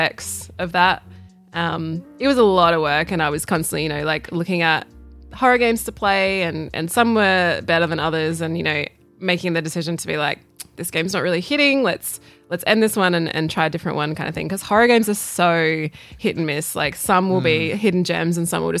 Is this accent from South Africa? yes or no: no; Australia; I'm still an Aussie girl